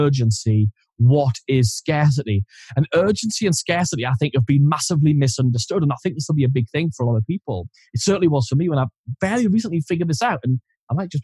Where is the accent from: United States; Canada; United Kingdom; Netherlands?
United Kingdom; Geordie, North East England; accent: Geordie; as soon as I'm around another Geordie person, I suddenly turn like Jimmy Neil